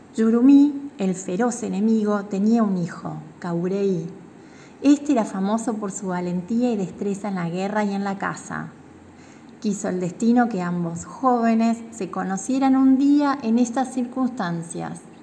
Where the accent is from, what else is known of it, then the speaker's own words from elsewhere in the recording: Misiones, Argentina; soy de Misiones, tengo 39 años